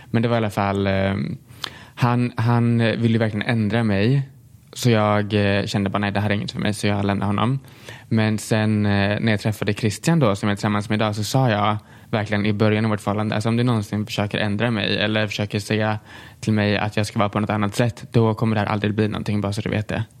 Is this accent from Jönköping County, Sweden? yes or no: yes; Tranås, Jönköping County, Sweden; jag är uppväxt i Tranås